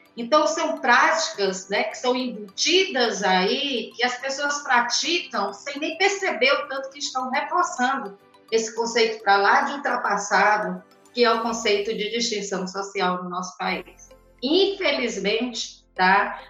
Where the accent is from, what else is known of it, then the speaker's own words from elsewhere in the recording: Brazil; nós trazemos na nossa formação enquanto brasileiros os traços